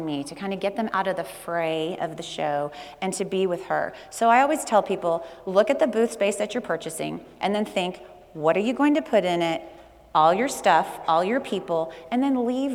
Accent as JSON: {"language": "English", "region": "Texas", "country": "United States", "said": "I'm from Texas"}